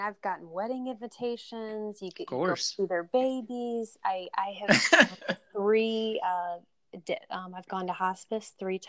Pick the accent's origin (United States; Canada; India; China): China; He actually emailed me today, but I'm from China, you know, and I can't wait to go meet him face to face someday